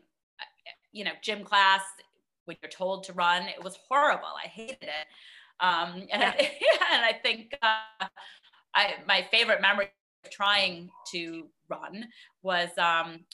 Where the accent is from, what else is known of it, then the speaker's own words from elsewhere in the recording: Boston, Massachusetts, United States; moved away as an adult; now in Connecticut, United States; I am from the Boston area, originally. Grew up there, lived there until we moved to Connecticut about 15 years